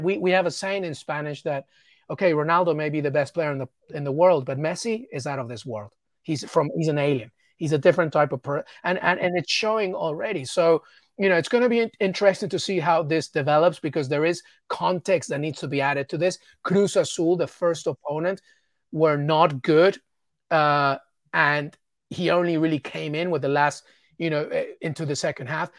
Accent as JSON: {"language": "English", "region": "England", "country": "United Kingdom", "tie": "born or raised there", "said": "I'm Peruvian, but I was born in England and grew up in England."}